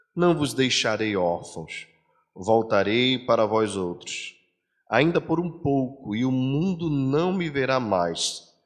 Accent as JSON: {"language": "Portuguese", "region": "Pernambuco", "country": "Brazil"}